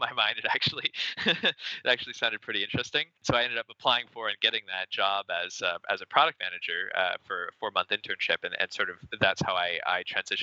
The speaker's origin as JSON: {"language": "English", "town": "Windsor", "region": "Ontario", "country": "Canada", "tie": "born or raised there", "also_born_or_lived": "Waterloo, Canada", "moved": "as an adult", "lives_now": "Toronto, Canada", "said": "I grew up in Windsor"}